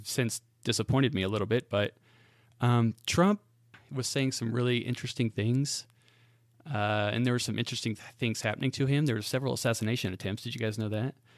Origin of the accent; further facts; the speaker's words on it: Great Bend, Kansas, United States; now in Spring Hill, United States; I am from central Kansas. In fact, uh, this town I lived in was in the exact center geographically of the state of Kansas. It's called Great Bend, Kansas.